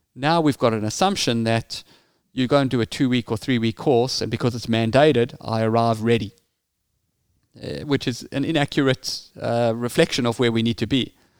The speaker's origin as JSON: {"language": "English", "country": "South Africa", "tie": "born or raised there", "said": "as you can hear from my accent, I grew up in South Africa."}